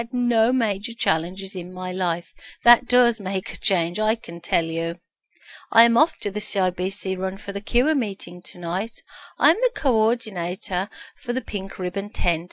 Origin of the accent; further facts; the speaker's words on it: Birmingham, West Midlands, United Kingdom; accent: Brummie; moved away as an adult; now in Ontario, Canada; I was born in the UK, Birmingham, the second biggest city after London. I moved to Ontario, Canada, 12 years ago. And yes, amazingly enough, I still have my Brummie accent.